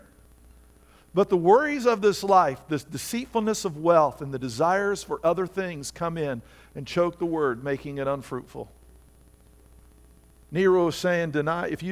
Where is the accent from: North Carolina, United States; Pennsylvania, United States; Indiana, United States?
Indiana, United States; now in Virginia, United States; I grew up in Indiana where everything has 6 to 10 inches of topsoil on it